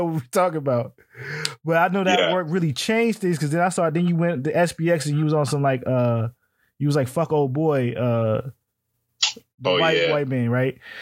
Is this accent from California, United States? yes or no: no; Washington, District of Columbia, United States; I grew up in the DC area